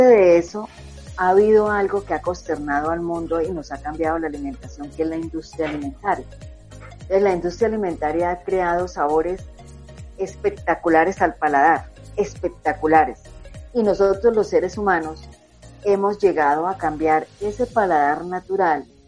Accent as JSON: {"language": "Spanish", "country": "Colombia", "said": "como decimos acá en Colombia"}